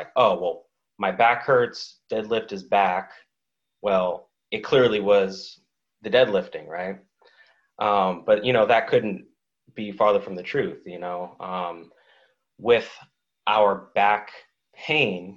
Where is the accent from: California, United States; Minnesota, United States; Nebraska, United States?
California, United States; Oakland; also born or lived in New England; now in San Diego, United States; I'm from Oakland